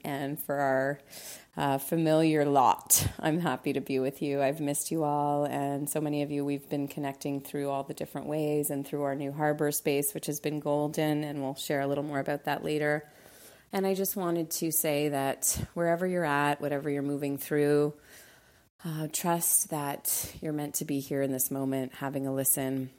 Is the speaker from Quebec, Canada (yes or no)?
yes; Montreal, Quebec, Canada; also born or lived in Costa Rica; now in Los Angeles, United States; Montreal is my hometown, L A is home